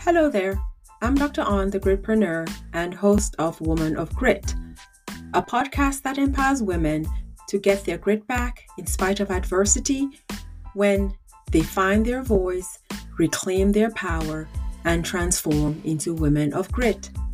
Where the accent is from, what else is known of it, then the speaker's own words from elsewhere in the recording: Cameroon; I'm from Africa, Cameroon specifically